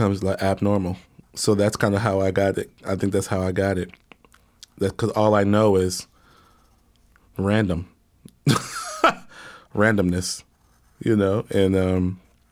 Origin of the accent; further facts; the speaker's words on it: Houston, Texas, United States; moved away as an adult; also born or lived in New York City; I'm from Houston.